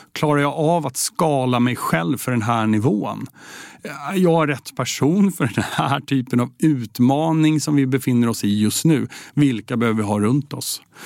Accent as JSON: {"language": "Swedish", "town": "Södertälje", "region": "Stockholm County", "country": "Sweden", "tie": "born or raised there", "said": "vi är uppvuxna i Södertälje ihop."}